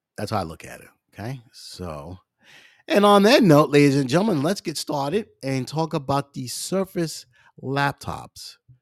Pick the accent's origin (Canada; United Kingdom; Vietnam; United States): United States; New York; I'm from New York